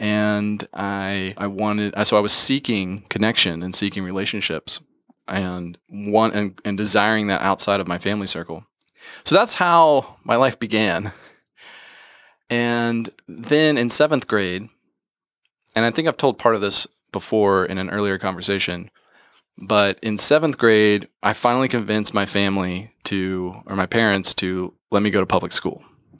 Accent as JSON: {"language": "English", "region": "Georgia", "country": "United States", "tie": "born or raised there", "also_born_or_lived": "West Virginia", "said": "So needless to say, I grew up pretty isolated from the beginning and we moved a lot. So when I was 7, we moved from West Virginia to West Georgia."}